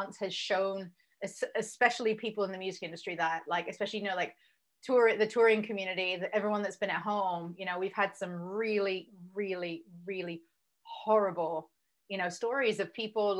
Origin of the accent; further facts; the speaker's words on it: England, United Kingdom; moved away as an adult; also born or lived in Berlin, Germany; I'm English